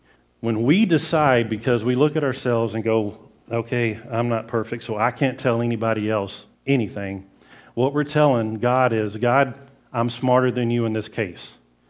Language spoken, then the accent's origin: English; the South, United States; I grew up in the South